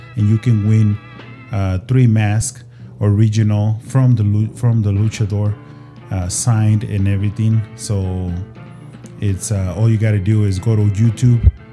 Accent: Ciudad Juarez, Chihuahua, Mexico; I'm from Juarez

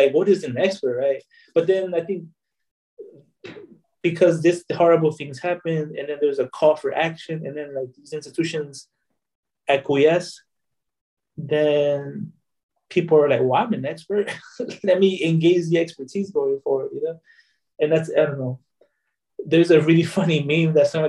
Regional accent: Chicago, Illinois, United States; I'm born and raised in Chicago, right? Northwest side Northwest side of Chicago.

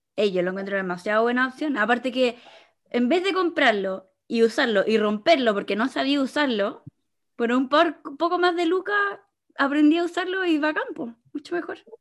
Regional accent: Chile; como cultura chilena

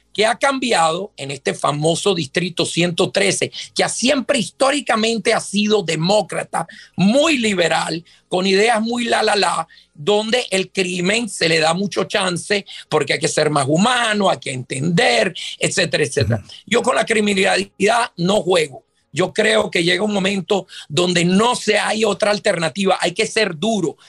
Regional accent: Venezuela; now in Miami, United States; yo soy de origen venezolano, yo soy nacido en Venezuela.

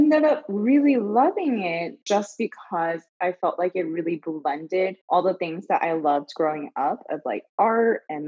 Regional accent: California, United States; also born or lived in Philippines / China / Japan; So I was born in the Philippines. My parents are Chinese. So lived in China for 2 years, Japan for 6 years. And then I moved to the US when I was 10. Settled in Southern California

